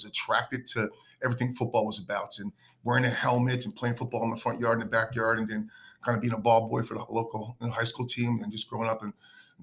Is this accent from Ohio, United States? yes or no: no; Keeper, New Jersey, United States; growing up in Keeper, New Jersey